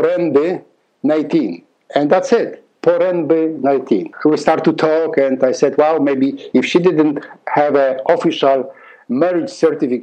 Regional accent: Poland; accent: Polish; English is a second language; now in Canada; I have that beautiful accent still. I'm Polish. I'm from Poland.

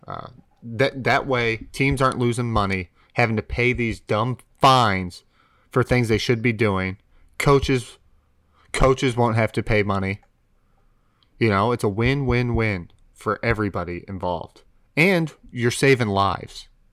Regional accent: United States; as an American

